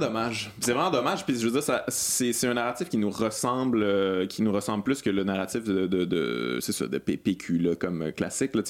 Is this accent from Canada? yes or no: yes; Lac-Beauport, Quebec, Canada; je viens du Lac Beauport